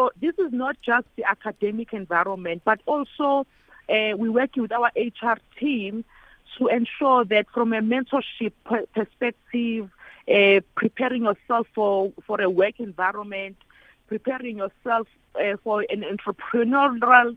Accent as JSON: {"language": "English", "town": "Durban", "region": "KwaZulu-Natal", "country": "South Africa", "said": "I come from Emlazi Township"}